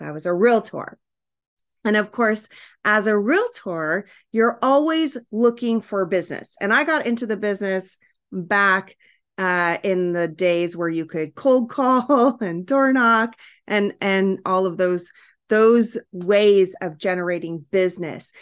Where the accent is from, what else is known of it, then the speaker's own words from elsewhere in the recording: Hawaii, United States; moved away; also born or lived in California; we lived in Hawaii